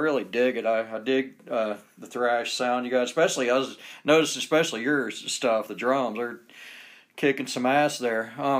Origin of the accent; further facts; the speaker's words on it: Atlanta, Georgia, United States; now in Utah, United States; I'm from Atlanta, Georgia